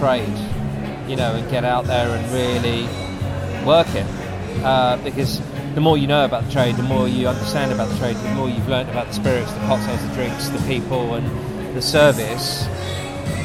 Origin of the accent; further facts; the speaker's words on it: London, United Kingdom; I'm a Londoner born and bred